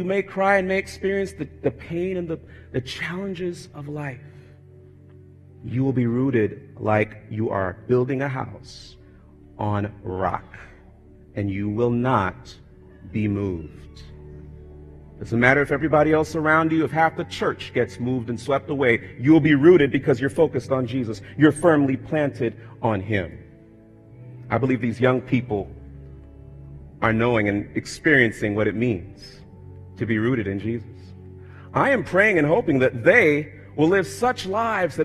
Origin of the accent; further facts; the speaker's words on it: South Florida, United States; moved away; growing up in South Florida